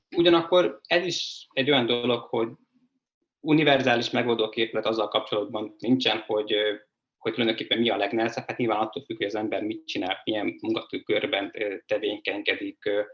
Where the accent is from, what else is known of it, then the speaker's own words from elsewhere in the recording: a village in Pest County, Hungary; moved away as an adult; also born or lived in China / Budapest; én egy Pest megyei faluból származom